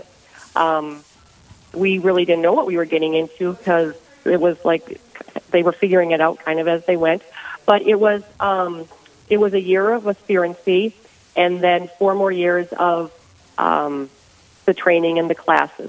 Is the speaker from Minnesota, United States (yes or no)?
yes; Ortonville, Minnesota, United States; I am from Ortonville, Minnesota